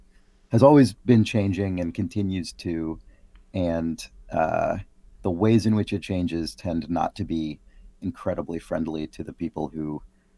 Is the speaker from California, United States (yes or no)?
yes; San Francisco, California, United States; born there; also born or lived in Boston; now in Seattle, United States; I was born in San Francisco, moved around a bunch as a kid, moved back to San Francisco, where I spent my entire adult life except for those couple of years in Boston and then now in Seattle as of last year.